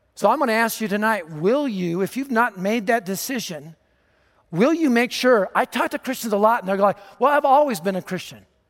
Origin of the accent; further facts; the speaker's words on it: Denver, Colorado, United States; I was raised in North Denver, just a few miles from here.